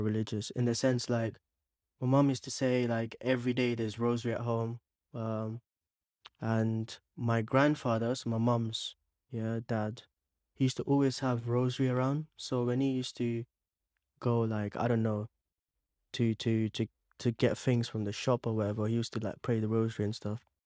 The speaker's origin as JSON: {"language": "English", "town": "Bangalore", "region": "Karnataka", "country": "India", "tie": "born or raised there", "also_born_or_lived": "Mangalore, India / Dubai, United Arab Emirates", "said": "I was born in India, in Mangalore. Yeah, it starts with an M. But I was raised for a few years in Bangalore"}